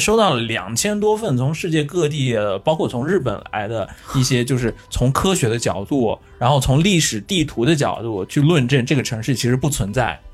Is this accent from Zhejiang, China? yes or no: no; Qinghai, China; now in Japan; 小时候我自己在青海的这个故事